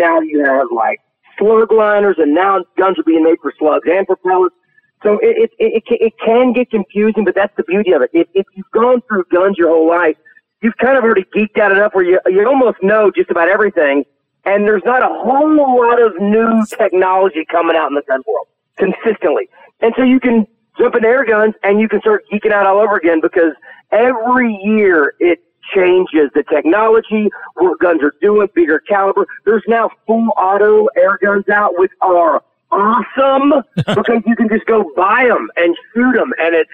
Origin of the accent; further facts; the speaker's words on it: Arkansas, United States; I grew up hunting, I'm from Arkansas